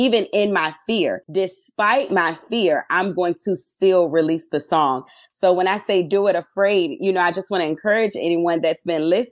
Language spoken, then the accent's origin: English; Petersburg, Virginia, United States; I am from Petersburg, Virginia